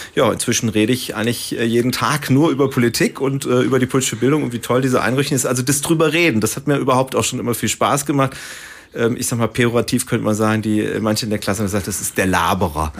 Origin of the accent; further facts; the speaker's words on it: Baunatal, Hesse, Germany; moved away; Ich komme also aus Nordhessen, aus Baunatal, ist bei Kassel